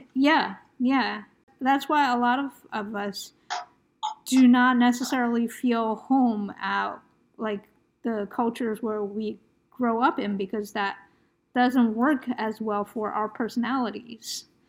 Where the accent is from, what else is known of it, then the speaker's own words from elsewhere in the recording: United States; I'm Asian American